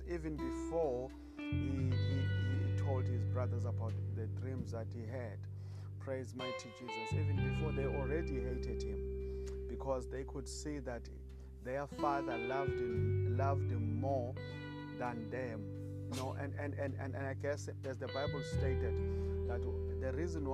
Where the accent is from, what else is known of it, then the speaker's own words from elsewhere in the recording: South Africa; I come all the way from South Africa